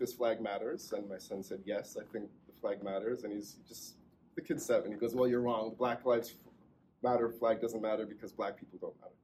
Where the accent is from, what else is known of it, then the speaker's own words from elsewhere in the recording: Toronto, Ontario, Canada; moved away as an adult; also born or lived in Moncton, New Brunswick; now in New Brunswick, Canada; I grew up in Toronto around all kinds of cultures